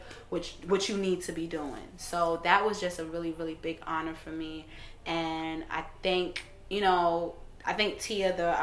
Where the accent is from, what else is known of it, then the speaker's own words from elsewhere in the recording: New York, United States; also born or lived in Brooklyn / Caribbean; I'm from New York